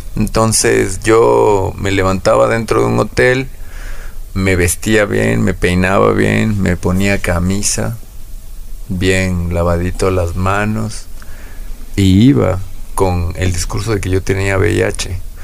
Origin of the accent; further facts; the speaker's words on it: Quito, Pichincha, Ecuador; Nací aquí en la ciudad de Quito